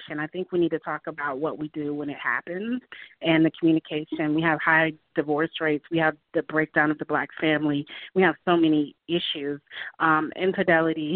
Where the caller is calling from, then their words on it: Atlanta, Georgia, United States; calling from Atlanta, Georgia